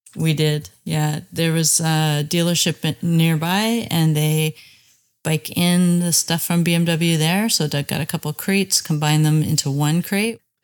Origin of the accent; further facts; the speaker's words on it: Bowmanville, Ontario, Canada; I'm from Bowmanville, Ontario.